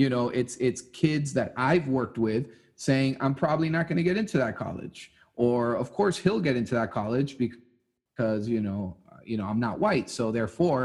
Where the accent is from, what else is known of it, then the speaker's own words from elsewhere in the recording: Santiago, Santiago Metropolitan Region, Chile; now in Miami, United States; I'm from Santiago, Chile